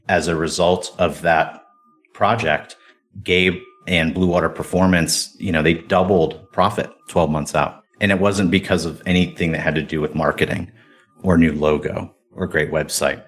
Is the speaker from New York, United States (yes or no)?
no; Cleveland, Ohio, United States; I grew up in Cleveland, Ohio